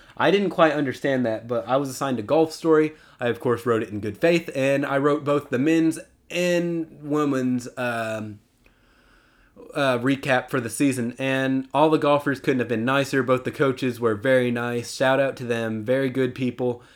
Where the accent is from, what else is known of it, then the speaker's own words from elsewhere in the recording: Texas, United States; my hometown team